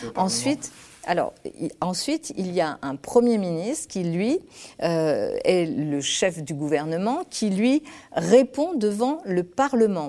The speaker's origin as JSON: {"language": "French", "town": "Lyon", "region": "Auvergne-Rhône-Alpes", "country": "France", "tie": "born or raised there", "also_born_or_lived": "Spain", "said": "je suis née en Espagne, je viens d'un milieu ouvrier, euh, j'ai grandi à Lyon, dans une cité"}